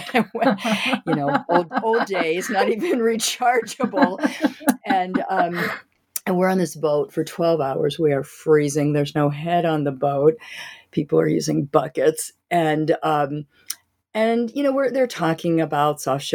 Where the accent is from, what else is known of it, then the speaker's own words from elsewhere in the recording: Wilmington, Delaware, United States; I grew up in Delaware in Wilmington